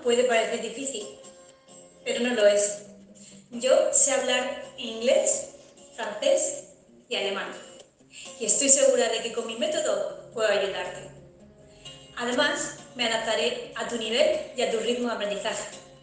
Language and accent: Spanish; Spain; soy española